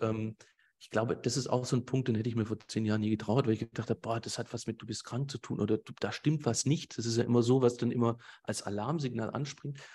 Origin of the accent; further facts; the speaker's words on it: Swabia, Germany; Ich sag den jetzt einfach mal so auch als Schwabe